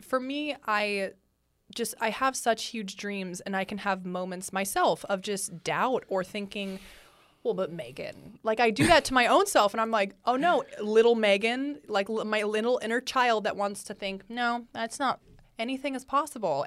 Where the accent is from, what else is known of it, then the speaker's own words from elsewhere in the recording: San Francisco, California, United States; moved away as an adult; now in Los Angeles, United States; I'm from the Bay Area